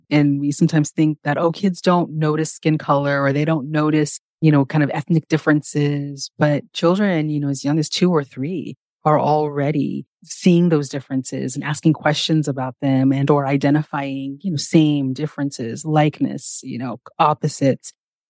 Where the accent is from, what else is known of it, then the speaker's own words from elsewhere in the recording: California, United States; And growing up in California, it was a pretty diverse place, especially if I look back to the area that I grew up in.